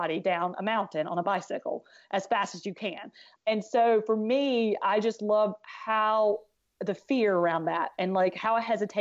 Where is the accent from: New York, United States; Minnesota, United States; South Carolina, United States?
South Carolina, United States; I was from South Carolina